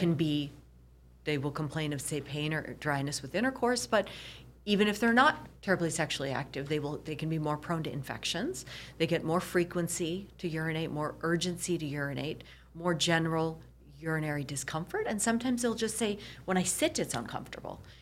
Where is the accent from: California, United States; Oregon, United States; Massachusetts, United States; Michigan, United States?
Michigan, United States; moved away as an adult; also born or lived in New York / Nashville / Kansas City; I grew up in Michigan.